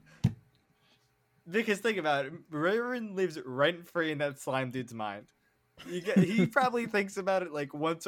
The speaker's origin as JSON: {"language": "English", "country": "United States", "said": "We're American"}